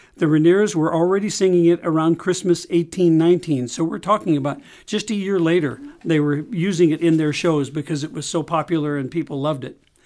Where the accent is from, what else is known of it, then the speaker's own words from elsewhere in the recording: St. Louis, Missouri, United States; growing up in Saint Louis